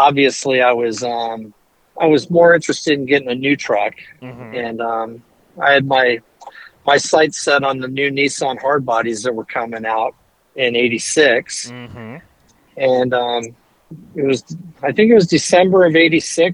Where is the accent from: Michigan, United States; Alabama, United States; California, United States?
California, United States; Fallbrook; I grew up in North San Diego County in a town called Fallbrook